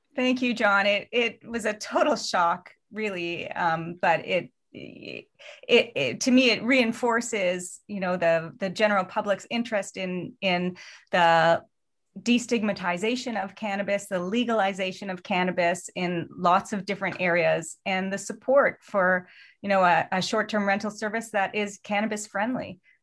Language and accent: English; Canada; also born or lived in Los Angeles